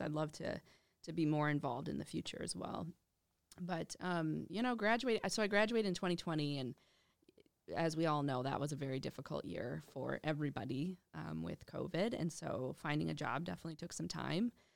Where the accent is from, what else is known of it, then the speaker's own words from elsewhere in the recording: Minnetonka, Minnesota, United States; also born or lived in Russia; growing up in Minnetonka